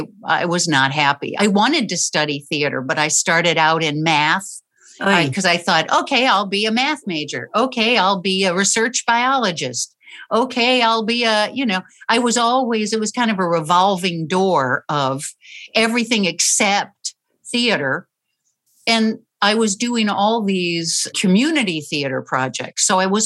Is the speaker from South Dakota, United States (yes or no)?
no; St. Louis, Missouri, United States; also born or lived in New Orleans / Chicago; Well, actually, I was born in New Orleans, and then my dad kept getting transferred north. So I would say probably St. Louis and Chicago were from first grade till the end of high school.